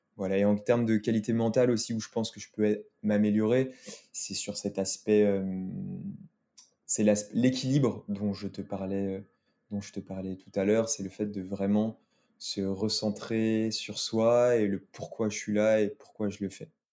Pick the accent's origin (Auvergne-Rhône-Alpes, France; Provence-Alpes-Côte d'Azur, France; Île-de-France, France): Auvergne-Rhône-Alpes, France; Lyon; also born or lived in Saint-Étienne / Combloux; toute ma famille est originaire de Saint-Étienne. Euh, moi, je suis né à Lyon et je vis à Lyon